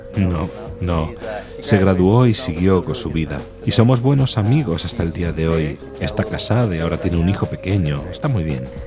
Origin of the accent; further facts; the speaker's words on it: Lake Charles, Louisiana, United States; Spanish is a second language; moved away as an adult; now in Rome, Italy; Soy de Luisiana, de la diócesis de Lake Charles.